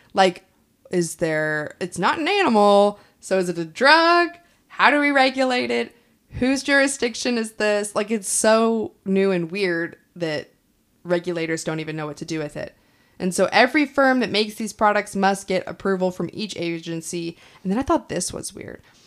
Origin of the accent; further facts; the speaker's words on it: Kansas, United States; I'm from Kansas, but, like, I didn't grow up on a farm